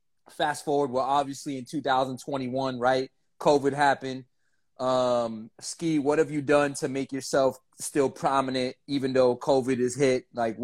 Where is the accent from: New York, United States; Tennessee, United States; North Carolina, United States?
North Carolina, United States; Jacksonville; born there; I was born in North Carolina. I saw that you're from North Carolina. I was born in Jacksonville. My dad was in a Marine in Camp Lejeune.